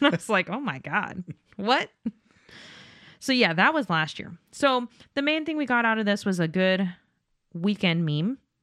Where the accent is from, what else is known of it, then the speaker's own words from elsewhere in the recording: Las Vegas, Nevada, United States; I'm from Vegas